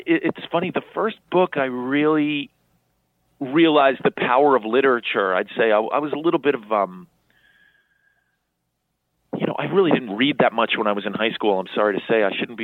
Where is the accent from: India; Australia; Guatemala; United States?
United States; New York City, New York; I grew up in Chelsea, New York